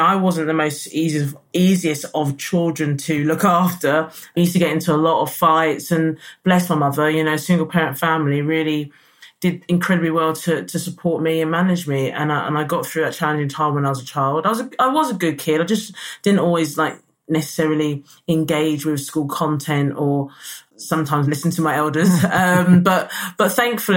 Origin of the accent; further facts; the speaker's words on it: London, United Kingdom; also born or lived in Lewisham, South London; So I was born in South London, and then my mother moved us to North London. So I actually grew up in Edmonton, in Enfield.